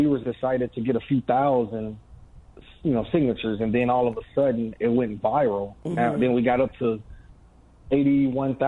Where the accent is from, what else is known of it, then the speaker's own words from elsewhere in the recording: Gary, Indiana, United States; I'm from Gary, Indiana, originally